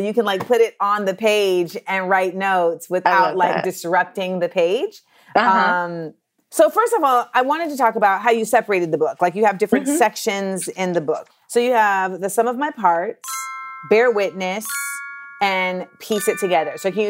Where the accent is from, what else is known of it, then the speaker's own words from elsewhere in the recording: Orlando, Florida, United States; also born or lived in Los Angeles / New York; I'm a Black American. And like I was born in LA, but then I grew up in Orlando, but then I spent like my formative years in New York.